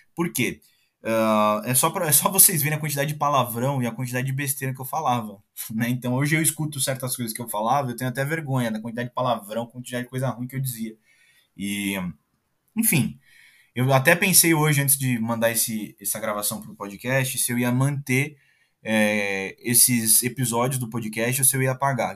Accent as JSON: {"language": "Portuguese", "country": "Brazil", "said": "Eu sou brasileiro"}